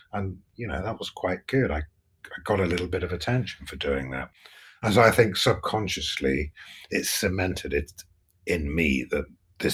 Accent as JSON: {"language": "English", "town": "Nottingham", "region": "East Midlands", "country": "United Kingdom", "tie": "born or raised there", "said": "I grew up in Nottingham, which is the East Midlands"}